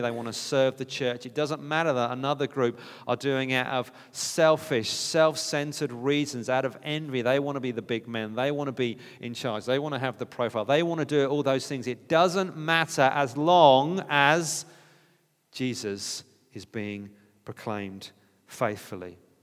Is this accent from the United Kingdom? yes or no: yes; United Kingdom; We're British